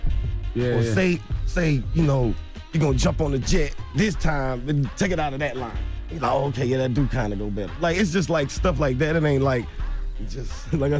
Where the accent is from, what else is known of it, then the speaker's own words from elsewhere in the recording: Atlanta, Georgia, United States; I'm from Atlanta, bro. I know black people, really.